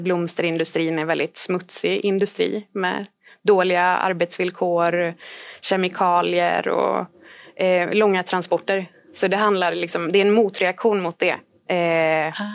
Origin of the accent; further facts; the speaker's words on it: Sweden; vi var tre volontärer från Sverige